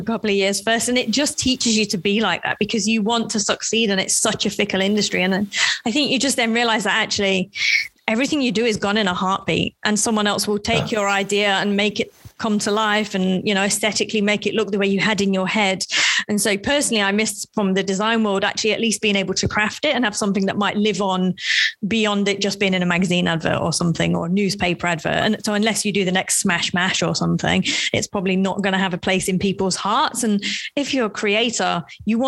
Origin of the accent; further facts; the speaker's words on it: United Kingdom; as a Brit